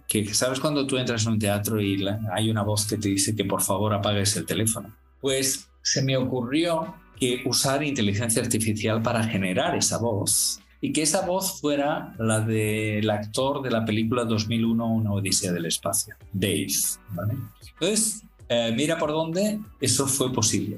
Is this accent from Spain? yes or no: yes; Barcelona, Catalonia, Spain; moved away as an adult; also born or lived in Abu Dhabi; now in Singapore; Barcelona, que es mi ciudad natal